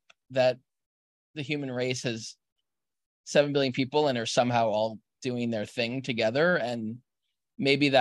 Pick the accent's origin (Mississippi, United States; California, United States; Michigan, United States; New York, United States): New York, United States; as a New Yorker